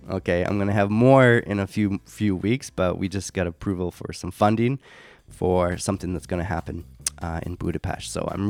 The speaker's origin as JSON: {"language": "English", "country": "United States", "said": "I'm from America, but still."}